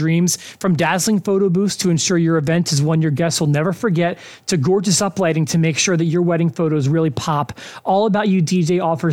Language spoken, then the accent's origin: English; Philadelphia, Pennsylvania, United States; now in Evansville, United States; I'm from Philly.